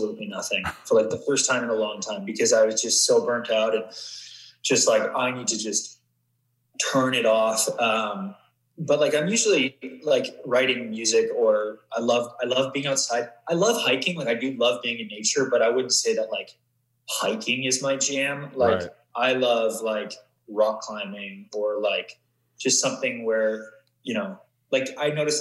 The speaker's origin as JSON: {"language": "English", "town": "Vancouver", "region": "British Columbia", "country": "Canada", "tie": "born or raised there", "also_born_or_lived": "Atlanta", "moved": "yes", "said": "I grew up in Vancouver or just outside"}